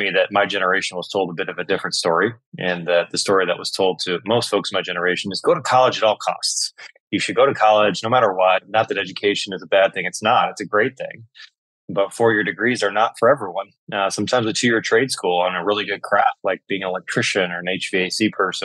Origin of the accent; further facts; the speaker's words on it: Michigan, United States; I grew up and was born and raised in Michigan